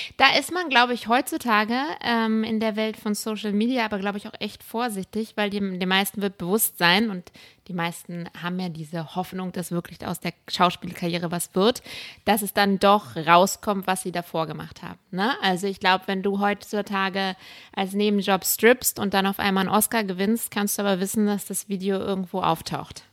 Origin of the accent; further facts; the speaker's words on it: Berlin, Germany; moved away as an adult; now in Los Angeles, United States; ich bin in Berlin groß geworden